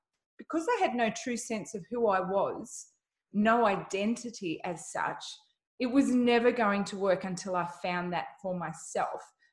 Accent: Sunshine Coast, Queensland, Australia; I am from the Sunshine Coast all the way in Australia.

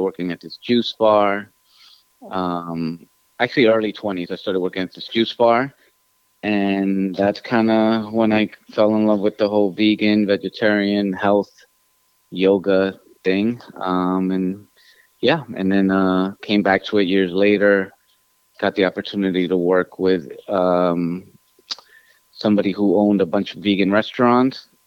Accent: New York City, New York, United States; English is a second language; also born or lived in Ecuador; I was born here in New York City in Queens

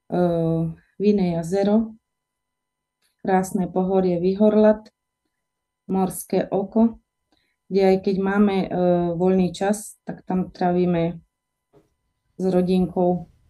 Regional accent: Michalovce, Košice Region, Slovakia; ja pochádzam z Michaloviec, kde som sa aj narodila. E, žije to približne 36 tisíc obyvateľov je to veľmi pekné mesto.

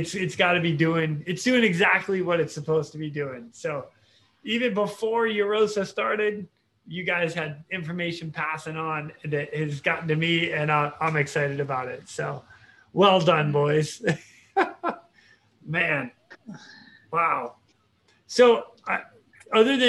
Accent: United States; I'm American

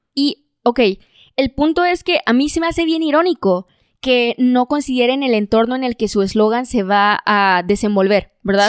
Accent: Monterrey, Nuevo León, Mexico

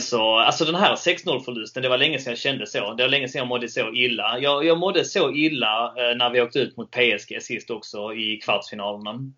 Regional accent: Helsingborg, Skåne, Sweden; Jag är ju från Helsingborg

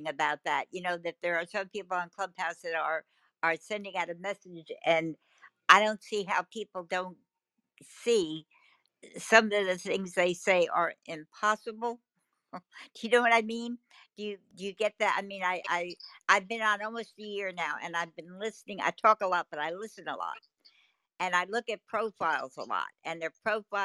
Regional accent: New Jersey, United States; I'm from New Jersey, I'm Italian

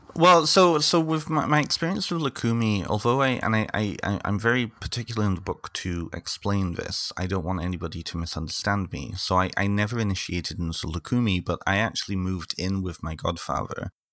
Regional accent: North Wales, United Kingdom; now in Ontario, Canada; I'm originally from the United Kingdom, so I grew up in, well, I partly grew up in North Wales

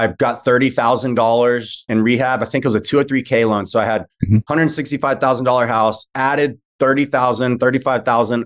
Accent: Austin, Texas, United States; also born or lived in Lubbock, Texas / Houston, Texas; now in Dallas, United States; I live in DFW. I'm a Texan, grew up in Austin

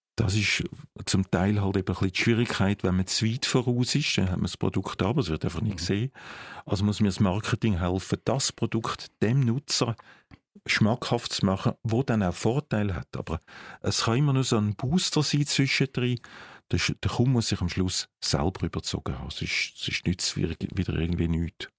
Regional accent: Zurich, Switzerland; ich als Zürcher

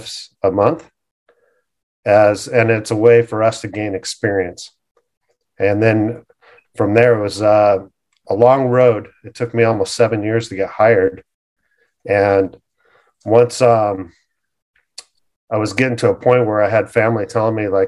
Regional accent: Costa Mesa, California, United States; I grew up in Costa Mesa, finished high school there

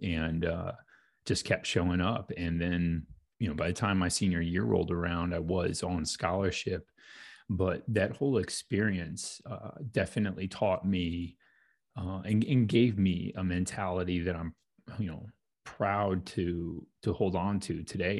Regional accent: St. Louis, Missouri, United States; born and raised in St. Louis

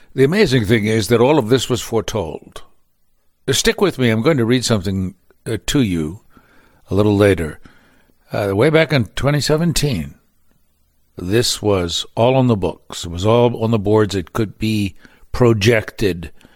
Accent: Baltimore, Maryland, United States; moved away; Baltimore, my hometown

